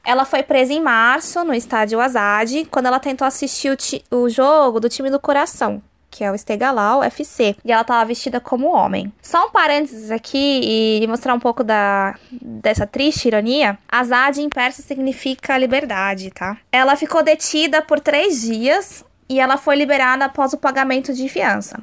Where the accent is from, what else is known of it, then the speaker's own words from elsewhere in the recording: Brazil; a gente, como brasileiro, que é super. tem o sangue quente